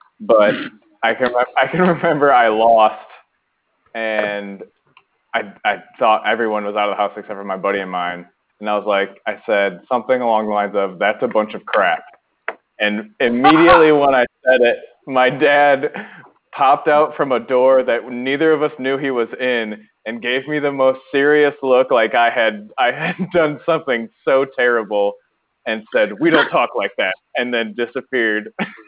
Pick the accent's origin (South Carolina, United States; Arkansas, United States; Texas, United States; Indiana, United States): Arkansas, United States; I'm from Arkansas, and it is really hard to become a scuba diver there.